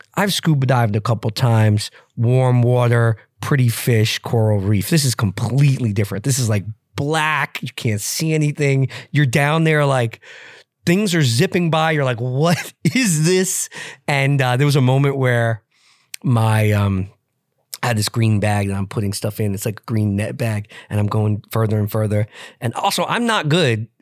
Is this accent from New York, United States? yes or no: yes; New York, United States; I grew up in New York, but spent my summers, uh, with my cousins in Montana and Utah